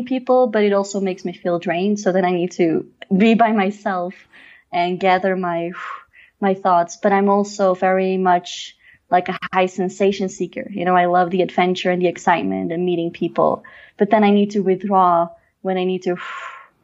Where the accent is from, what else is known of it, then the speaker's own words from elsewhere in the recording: Mechelen, Flanders, Belgium; moved away as an adult; also born or lived in Brussels; now in Cusco, Peru; I'm from Mechelen, which is a city in between Antwerp and Brussels.